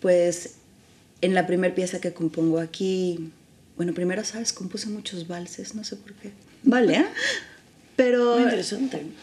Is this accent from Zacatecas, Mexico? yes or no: no; San Luis Potosí, Mexico; moved away as an adult; also born or lived in Mexico City; now in Barcelona, Spain; San Luis, que es donde yo nací.